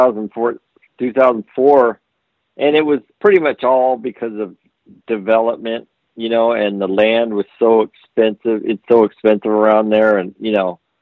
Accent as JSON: {"language": "English", "region": "Southern California", "country": "United States", "tie": "born or raised there", "said": "I grew up in SoCal"}